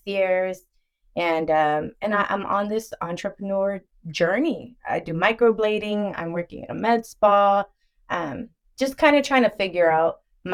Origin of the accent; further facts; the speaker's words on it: Dallas, Texas, United States; I'm from Dallas, Texas. I was born and raised in Dallas